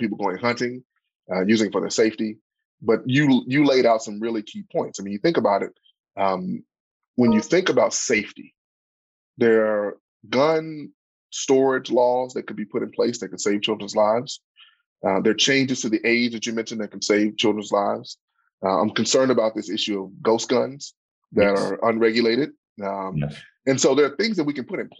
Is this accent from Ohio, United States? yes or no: no; Pine Bluff, Arkansas, United States; I grew up in Pine Bluff